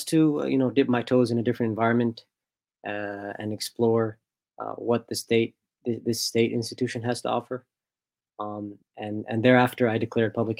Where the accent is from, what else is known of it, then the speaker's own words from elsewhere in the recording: Egypt; moved away as an adult; also born or lived in Washington, D.C., United States; now in United States; I was born here in the United States, in D.C. actually, but almost immediately thereafter, my family immigrated to Egypt, and that's where I attended grade school